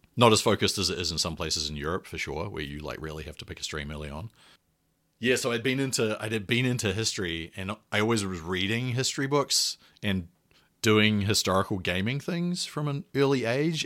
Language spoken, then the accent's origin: English; New Zealand; moved away; I'm a New Zealander and I went to or did all my undergraduate and previous education in New Zealand.